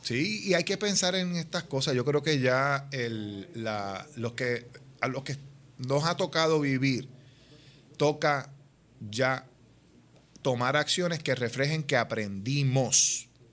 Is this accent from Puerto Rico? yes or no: yes; Puerto Rico; somos puertorriqueñas, puertorriqueños, todos los que estamos aquí trabajando para el país